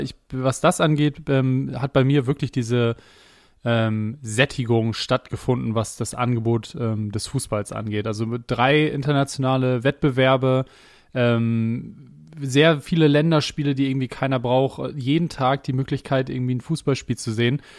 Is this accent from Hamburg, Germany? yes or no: yes; Hamburg, Germany; als ein Hamburger Jung, äh, irgendwie in Barmbek groß geworden, bei Barmbek Uhlenhaus gespielt